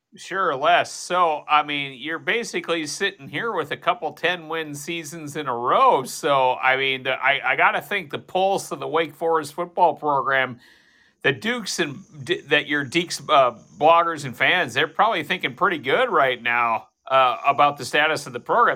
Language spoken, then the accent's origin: English; Fargo, North Dakota, United States; I am from Fargo, North Dakota. I am from Hockey Country